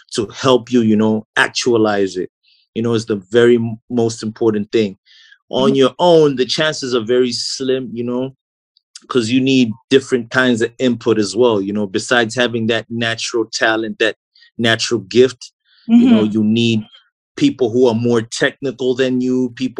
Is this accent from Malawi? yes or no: yes; Blantyre, Southern Region, Malawi; I was born and raised in Blantyre